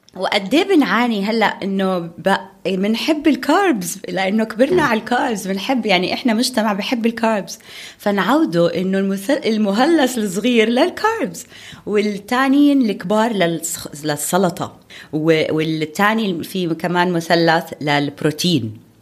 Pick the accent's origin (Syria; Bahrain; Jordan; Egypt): Jordan; Amman Governorate; عندنا بعمان